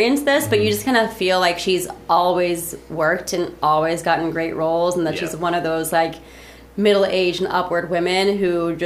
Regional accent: Midwest, United States; being in the Midwest, it was, you know, common that Second City's touring company would kind of skirt through my hometown

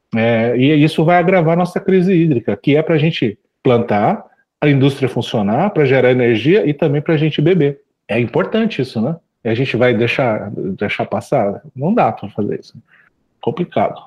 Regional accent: Suzano, São Paulo, Brazil; Eu sou, eu sou nascido em Suzano é, e lá não tem mar

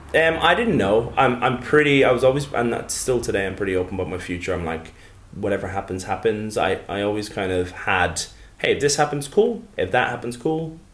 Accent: Tullow, County Carlow, Ireland; moved away; also born or lived in New Zealand; I grew up in Ireland, yeah, in a, a little town called Tullow, um, and that's in the southeast, in a, uh, in a uh, kind of the county of Carlow

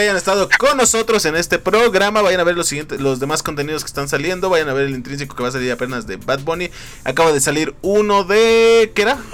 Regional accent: Mexico; somos mexicanos

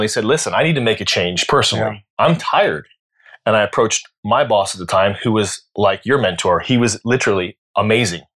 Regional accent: United States; As an American

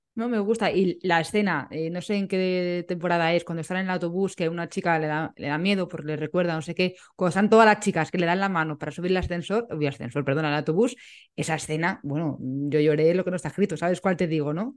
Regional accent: Madrid, Community of Madrid, Spain; como las dos somos de Madrid

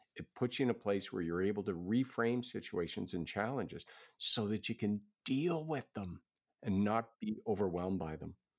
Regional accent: Halifax, Nova Scotia, Canada; that's my hometown

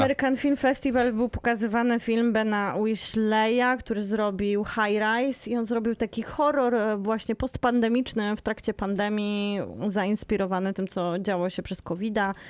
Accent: Bielsko-Biała, Silesian Voivodeship, Poland; urodziłam się w szpitalu w Bielsku Białej

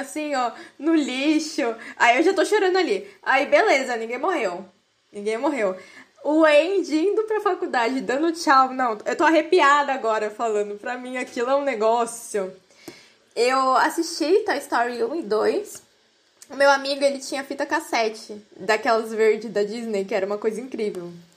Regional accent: Brazil; eu sou brasileira

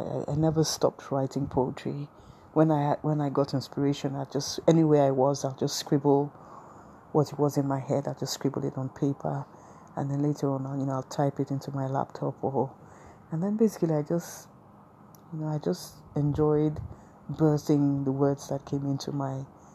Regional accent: Nigeria; I'm a Nigerian woman.

